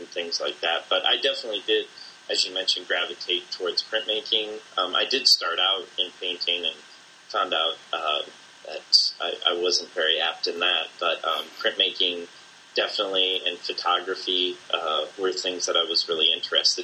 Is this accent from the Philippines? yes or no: no; Bloomington, Illinois, United States; grew up in Bloomington, Illinois, where you and I went to school as well